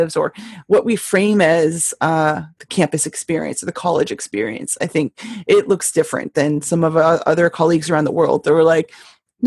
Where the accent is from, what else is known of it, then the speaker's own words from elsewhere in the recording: Canada; now in United States; I am a Canadian transplant